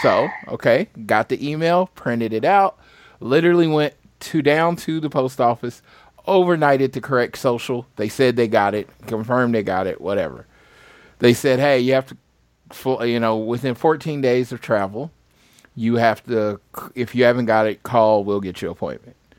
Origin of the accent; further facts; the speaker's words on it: St. Louis, Missouri, United States; moved away; I'm from Missouri. I don't have to go all the way for the where I'm from, Saint Louis.